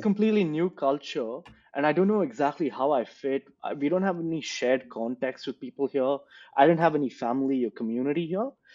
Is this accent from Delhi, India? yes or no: no; Bangalore, Karnataka, India; moved away as an adult; now in Australia; I grew up in Bangalore